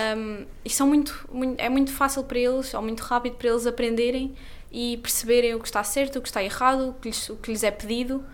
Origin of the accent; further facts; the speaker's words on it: Lisbon, Portugal; eu nasci em Lisboa e vivia em Lisboa